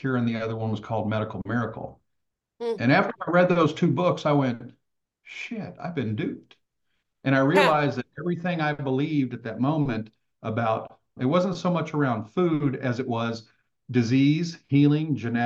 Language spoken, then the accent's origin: English; Texas, United States; I grew up in Texas, mostly hunting and fishing